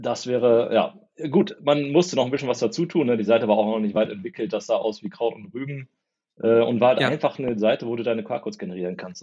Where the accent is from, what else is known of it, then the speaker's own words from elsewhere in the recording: Porta Westfalica, North Rhine-Westphalia, Germany; also born or lived in Minden; aufgewachsen in Porta Westfalica, das kennt man aus den Staumeldungen, ist A2 immer ganz gut. Zwischen Hannover und Bielefeld.